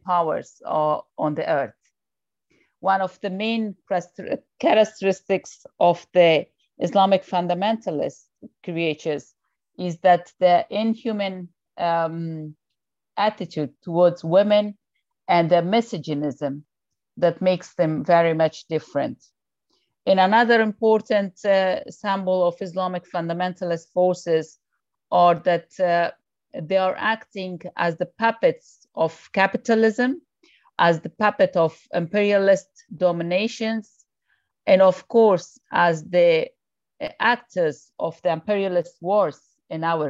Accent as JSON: {"language": "English", "country": "Afghanistan", "said": "I'm coming from Afghanistan"}